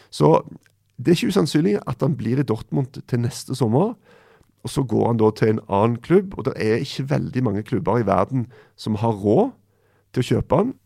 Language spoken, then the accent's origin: Norwegian; Stavanger, Rogaland, Norway; Rett borti hogget fra Stavanger, der jeg er fra